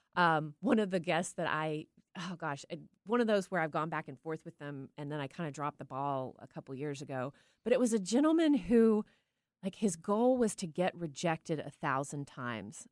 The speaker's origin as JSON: {"language": "English", "town": "Tyler", "region": "Texas", "country": "United States", "tie": "born or raised there", "moved": "yes", "lives_now": "Seattle, United States", "said": "growing up in Tyler, Texas"}